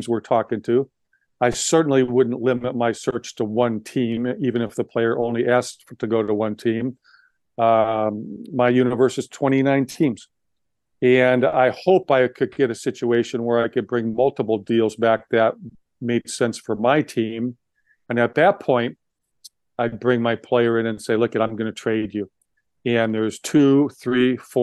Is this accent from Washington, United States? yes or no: yes; Seattle, Washington, United States; I'm from Seattle.